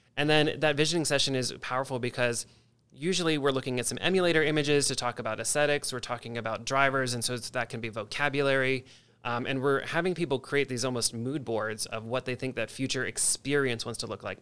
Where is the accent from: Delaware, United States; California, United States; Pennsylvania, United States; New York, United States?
Delaware, United States; moved away as an adult; also born or lived in Virginia / Washington, D.C.; now in Columbus, United States; I actually grew up in Delaware, the state